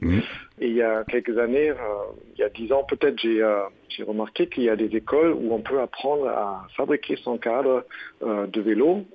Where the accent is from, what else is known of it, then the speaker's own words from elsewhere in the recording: Germany; French is a second language; now in France; je suis allemand